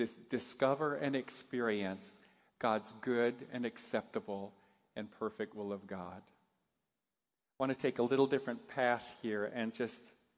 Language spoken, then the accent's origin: English; Japan; As most of you know, I grew up in Japan. My folks were missionaries.